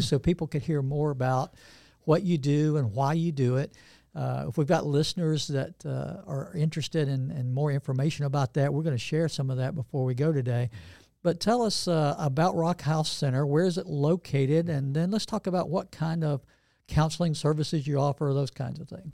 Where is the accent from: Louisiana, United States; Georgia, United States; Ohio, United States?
Georgia, United States; Northeast; also born or lived in Atlanta, Georgia; I grew up in Northeast Georgia